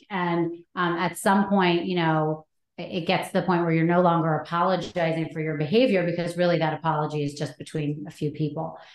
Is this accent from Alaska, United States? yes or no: yes; Anchorage, Alaska, United States; I was born in Anchorage because my parents went to Anchorage on a date